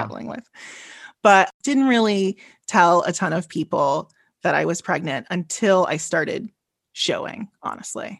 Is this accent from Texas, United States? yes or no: no; Chicago, Illinois, United States; I am from Chicago, Illinois